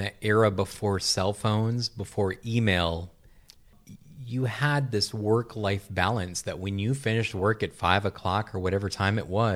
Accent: Wisconsin, United States; Growing up in Wisconsin

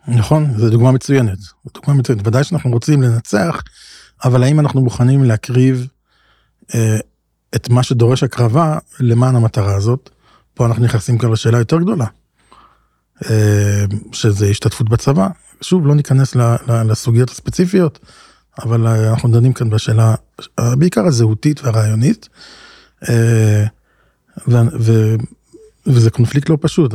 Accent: Israel; גדלנו בישראל, אנחנו גם הישראלים

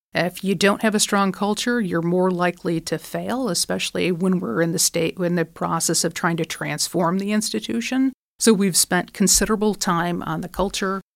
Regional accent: Michigan, United States; I'm from Michigan, so manufacturing, I think, is in our blood

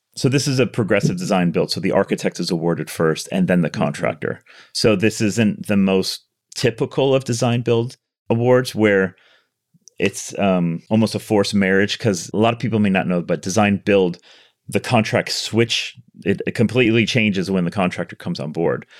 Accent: Chicago, Illinois, United States; moved away as an adult; now in Los Angeles, United States; I was born in Chicago. Um, so I grew up okay. in Chicago

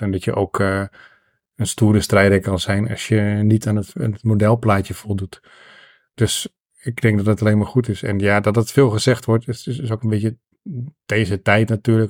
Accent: Netherlands; als Nederlander

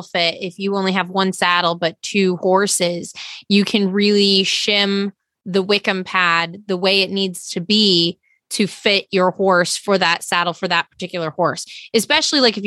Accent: Oklahoma area, United States; also born or lived in upstate New York; now in New York, United States; I'm in upstate New York, but I'm from the Oklahoma area

